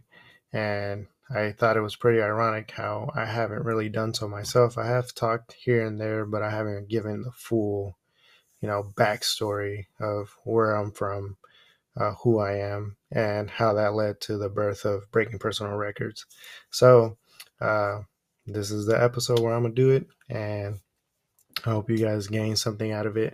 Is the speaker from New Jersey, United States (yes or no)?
no; Oakland, California, United States; first language Spanish; English is a second language; And I was born here in Oakland, California, and I've been here ever since.